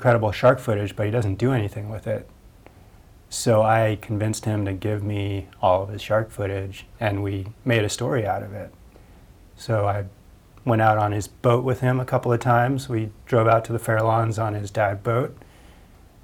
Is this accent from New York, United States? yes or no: no; Point Reyes, California, United States; I grew up in Point Reyes, where Ron has lived for the past 20 plus years